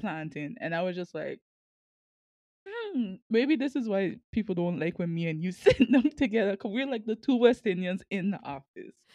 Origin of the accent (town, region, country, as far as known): Sint Maarten; moved away as an adult; now in Kansas, United States